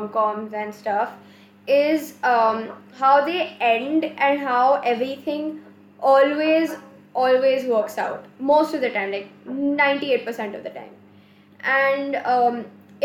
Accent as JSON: {"language": "English", "country": "India", "said": "as Indian teenagers"}